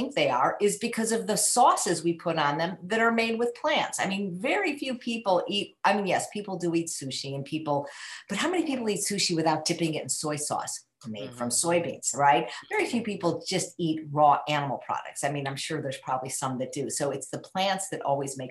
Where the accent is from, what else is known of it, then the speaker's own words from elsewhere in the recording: Chicago, Illinois, United States; So I was born in 1960 in Chicago to a morbidly obese mother and a normal weight father.